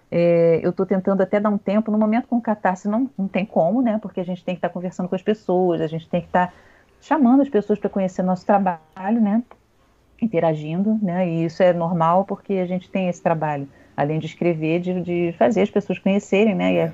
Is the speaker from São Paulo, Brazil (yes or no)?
no; Rio de Janeiro, Brazil; now in Niterói, Brazil; Não morava no Rio, sou carioca.